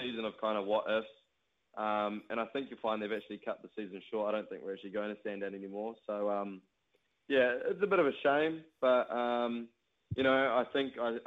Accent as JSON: {"language": "English", "town": "Marton", "region": "Manawatū-Whanganui", "country": "New Zealand", "said": "I'm from Martin"}